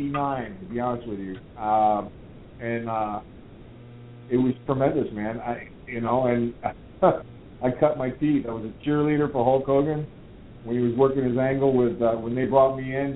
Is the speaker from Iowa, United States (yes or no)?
no; Miami, Florida, United States; I was born and raised in Miami